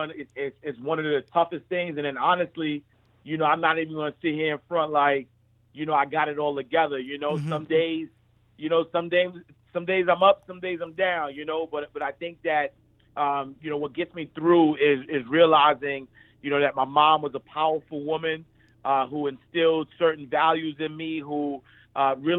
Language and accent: English; New York City, New York, United States; I'm just a kid from Harlem. I'm a kid from 129th Street and 8th Avenue. I grew up in the St. Nicholas Project